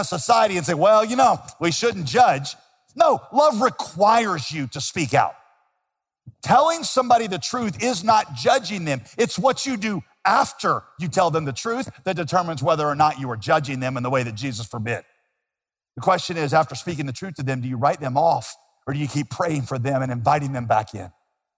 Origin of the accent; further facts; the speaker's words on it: Winston-Salem, North Carolina, United States; A church that I grew up in Winston-Salem